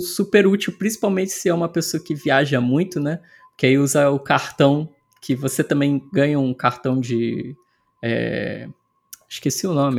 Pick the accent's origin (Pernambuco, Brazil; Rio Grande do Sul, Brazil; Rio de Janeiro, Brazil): Rio de Janeiro, Brazil; Petrópolis; moved away as an adult; also born or lived in Ireland; eu sou de Petrópolis, que é na Serra do Rio, né? Da e a, hoje eu voltei para Petrópolis.